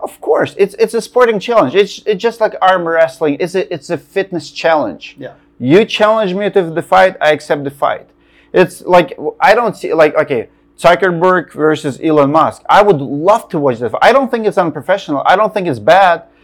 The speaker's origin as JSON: {"language": "English", "country": "Russia", "moved": "yes", "said": "I'm from Russia"}